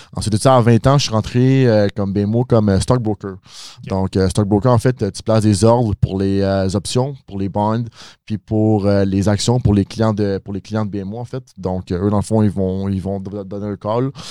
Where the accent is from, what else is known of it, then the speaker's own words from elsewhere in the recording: Mascouche, Quebec, Canada; je viens de Mascouche